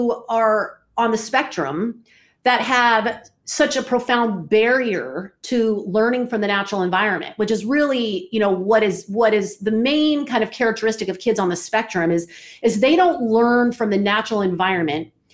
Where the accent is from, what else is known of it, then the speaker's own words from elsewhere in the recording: Atlanta, Georgia, United States; moved away as an adult; also born or lived in Orlando, Florida / Reno, Nevada; I'm from Atlanta, I'm in Orlando, then all of a sudden I'm heading out west